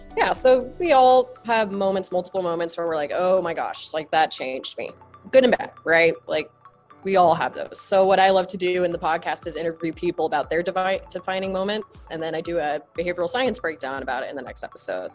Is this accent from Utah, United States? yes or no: yes; Utah, United States; I'm from Utah